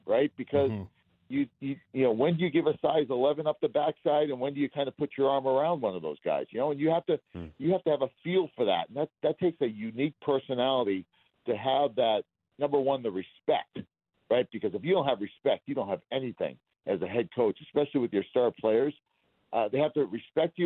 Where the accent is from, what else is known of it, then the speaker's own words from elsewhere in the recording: Boston, Massachusetts, United States; I'm from Boston